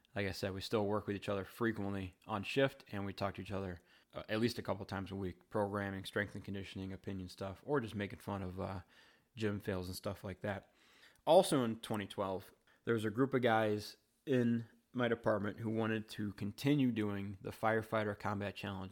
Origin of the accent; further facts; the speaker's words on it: Wheaton, Illinois, United States; I grew up in Wheaton, Illinois